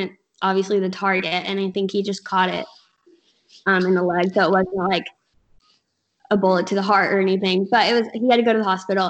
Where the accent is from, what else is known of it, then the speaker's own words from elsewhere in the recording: Kentucky, United States; now in Alabama, United States; I'm actually from Kentucky.